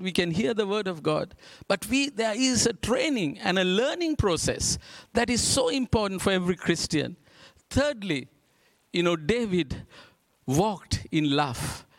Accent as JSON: {"language": "English", "country": "Sri Lanka", "said": "We're from Sri Lanka"}